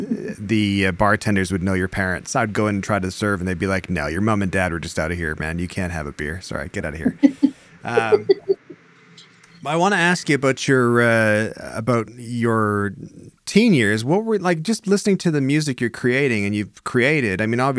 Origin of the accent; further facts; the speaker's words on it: Stratford, Ontario, Canada; growing up in Stratford, which is where I am currently, and I was born and raised here. It was like a town of like 26,000 or something at the time.